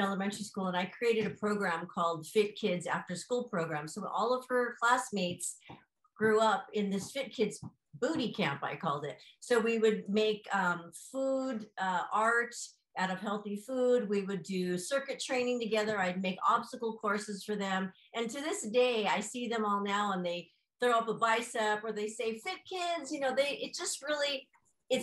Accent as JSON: {"language": "English", "area": "Maui", "region": "Hawaii", "country": "United States", "tie": "born or raised there", "said": "growing up in Maui instilled the love for the outdoors and the ocean"}